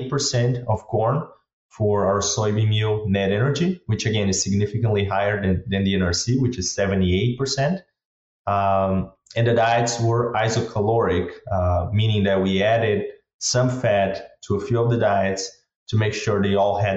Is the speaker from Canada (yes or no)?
no; Brazil; moved away as an adult; also born or lived in Kansas, United States; now in United States; I'm originally from Brazil. Moved to the U.S. about 6 years ago